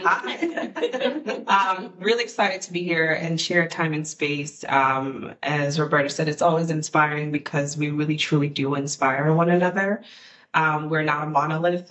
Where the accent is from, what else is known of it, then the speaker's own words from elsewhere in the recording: Guyana; now in DC region, United States; I'm from Guyana, South America, and, and we're the only English speaking country and Caribbean culture in, in the region